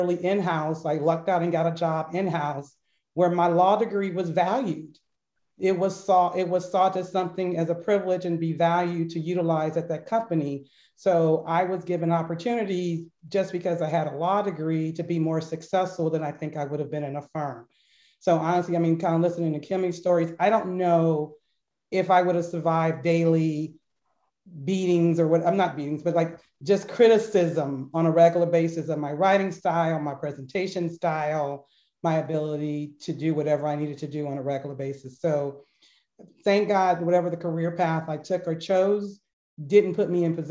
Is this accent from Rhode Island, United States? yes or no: no; Berkeley, California, United States; growing up in the Berkeley school system